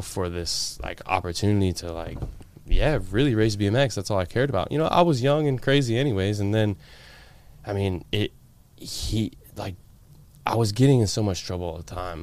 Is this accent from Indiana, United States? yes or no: no; Florida, United States; also born or lived in Washington State; I moved here when I was, like, eight, nine years old